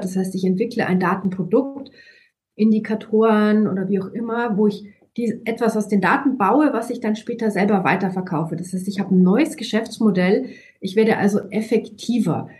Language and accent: German; Germany; bei uns in Deutschland